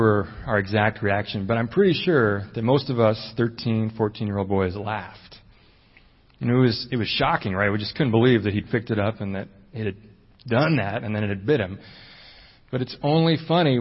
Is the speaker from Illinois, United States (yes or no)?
yes; Chicago, Illinois, United States; we grew up in Chicago, in the inner city